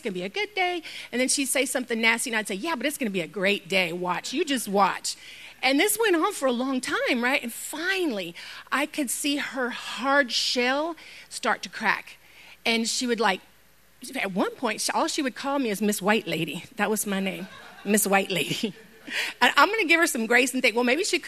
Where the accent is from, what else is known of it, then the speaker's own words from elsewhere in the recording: Houston, Texas, United States; Houston, that's my hometown. I know every inch of that place